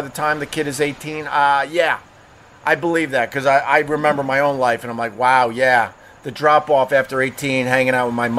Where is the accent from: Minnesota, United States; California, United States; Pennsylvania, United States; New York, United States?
New York, United States; Long Island; Growing up on Long Island